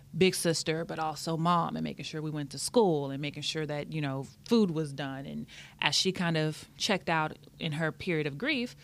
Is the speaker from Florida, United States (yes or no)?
no; Austin, Texas, United States; moved away as an adult; also born or lived in San Antonio, Texas; I'm originally from Austin, Texas. That's where all my family is from. I moved to San Antonio to go to UTSA